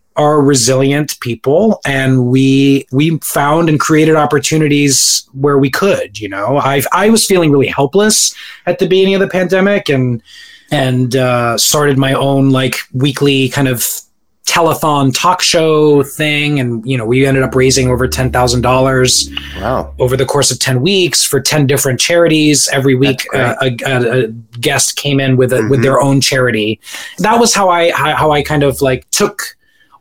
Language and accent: English; Orlando, Florida, United States; moved away as an adult; also born or lived in Staten Island, New York; we moved to Florida in 1992, and I was there up until the end of college